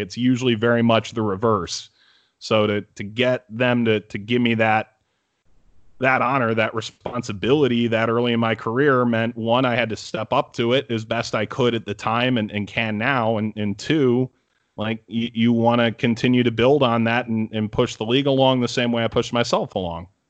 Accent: Cleveland, Ohio, United States; moved away as an adult; now in New York City, United States; I grew up in Cleveland

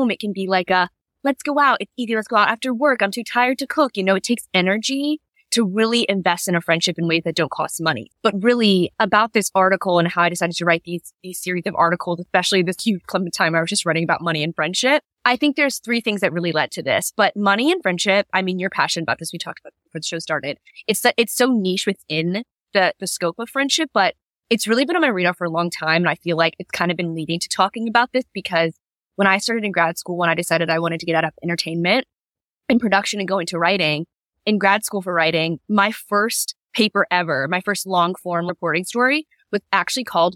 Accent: Virginia Beach, Virginia, United States; I grew up in Virginia Beach, Virginia

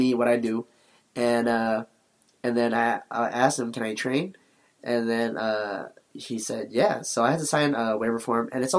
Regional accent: Philippines; We're both Filipino, sure.

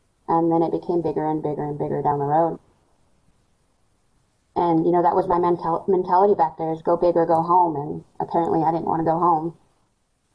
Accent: Scottsbluff, Nebraska, United States; I was born and raised in Scottsbluff, Nebraska.

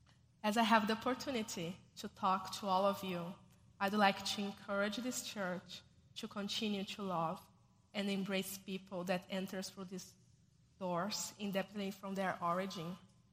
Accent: Brazil; moved away as an adult; now in New York, United States; I'm originally from Brazil, where I was born, raised, and I got married to Rodrigo. I am from a Christian family, Baptist, and made a decision to follow Jesus very early in my life.

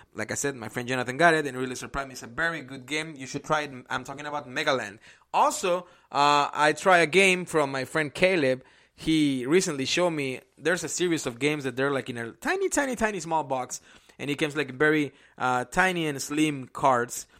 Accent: Mexico; English is a second language; now in Indianapolis, United States; I'm originally from Mexico

